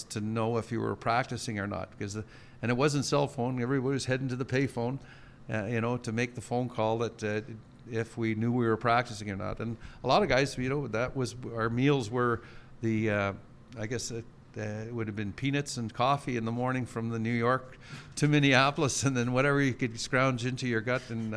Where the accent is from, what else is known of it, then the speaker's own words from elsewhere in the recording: Sudbury, Ontario, Canada; now in Winnipeg, Canada; I was born and raised in Sudbury, Ontario